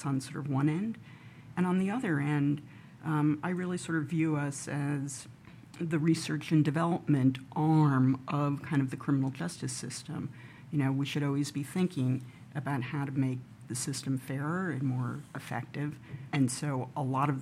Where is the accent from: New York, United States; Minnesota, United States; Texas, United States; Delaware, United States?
New York, United States; I grew up in New York. I've always been fascinated and loved cities and have lived here most of my life